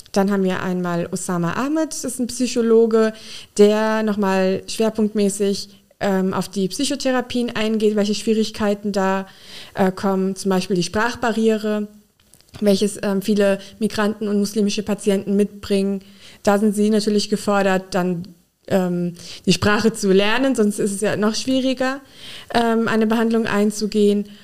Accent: Frankenthal, Rhineland-Palatinate, Germany; moved away as an adult; also born or lived in Mainz; now in Koblenz, Germany; Ich bin in der Pfalz in Frankenthal aufgewachsen

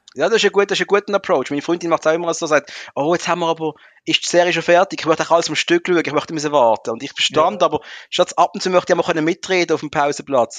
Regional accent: Muttenz, Basel-Landschaft, Switzerland; im Ort, wo ich aufgewachsen bin, Muttens

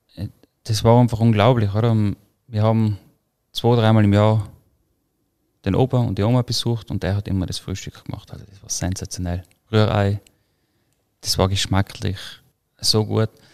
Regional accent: Croatia, Tyrol, Austria; wo ich aufgewachsen bin, in Kroatien, der Garten, in Tirol, die Felder

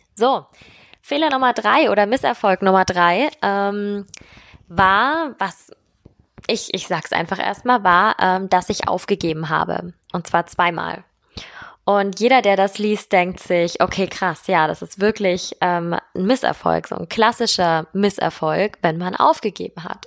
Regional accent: Germany; Bei uns in Deutschland

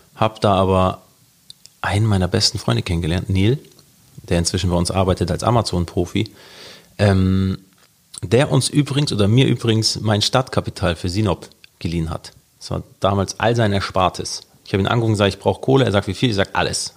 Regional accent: Hamburg, Germany; also born or lived in Norderstedt; Ich bin aufgewachsen in Hamburg, mitten an der Kieler Straße in Altona

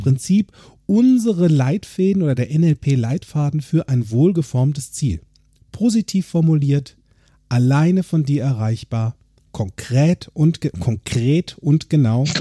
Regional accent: Limburg an der Lahn, Hesse, Germany; also born or lived in Bensberg; now in Bergisch Gladbach, Germany; in meiner alten Heimat in Limburg

